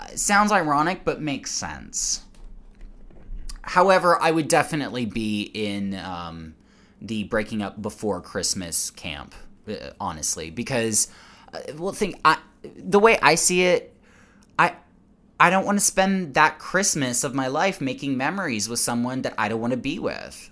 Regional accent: United States; as an American

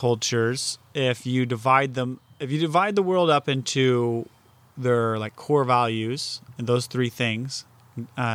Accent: United States; as an American

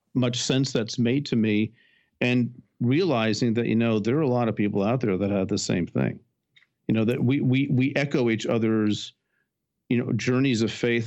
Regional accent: New Jersey, United States; I was born in New Jersey.

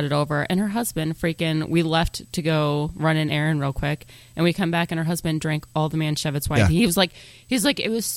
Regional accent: Colorado Springs, Colorado, United States; I was born and raised in Colorado. And Colorado Springs doesn't have a huge Jewish community

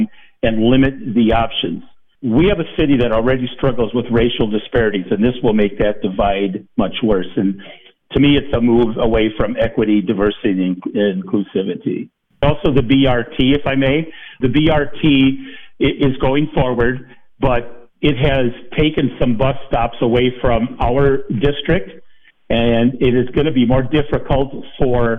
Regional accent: Madison, Wisconsin, United States; I'm born and raised East Sider. I was born and raised in East Moreland

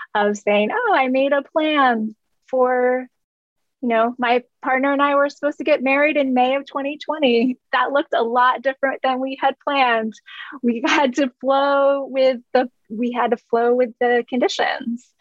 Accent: Vermont, United States; I grew up on the East Coast uh, in Vermont

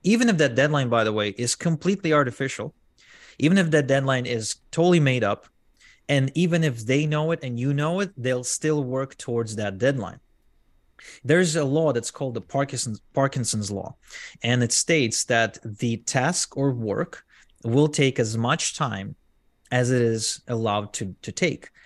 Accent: Arad, Southern District, Israel; English is a second language; I grew up in a small town in Israel where most people didn't even speak English

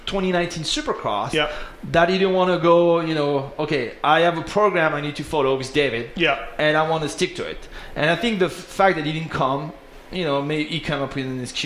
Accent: Paris, Île-de-France, France; Because I'm from Paris originally

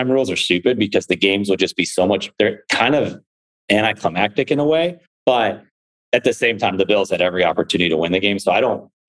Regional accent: Buffalo, New York, United States; I'm from Buffalo

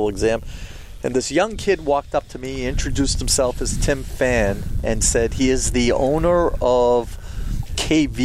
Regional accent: Boston, Massachusetts, United States; I was from Boston

